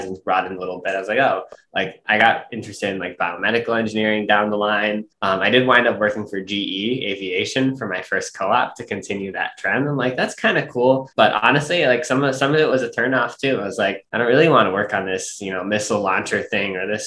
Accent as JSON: {"language": "English", "town": "New York City", "region": "New York", "country": "United States", "tie": "born or raised there", "said": "I grew up in Brooklyn, New York"}